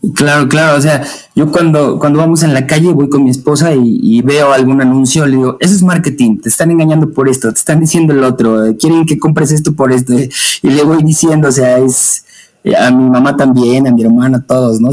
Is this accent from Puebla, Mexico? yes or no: yes; Puebla, Mexico; now in Atlixco, Mexico; yo soy de, México, Puebla